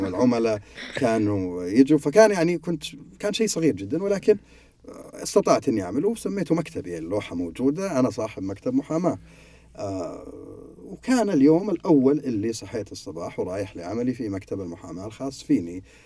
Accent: Saudi Arabia; أنواع المكاتب عندنا في السعودية

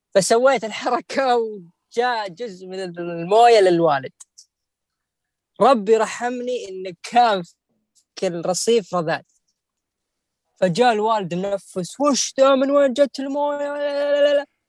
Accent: Saudi Arabia; عندنا في السعوديه

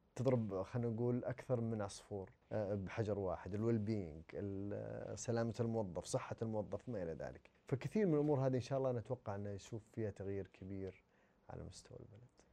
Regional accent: Saudi Arabia; احنا كسعوديين

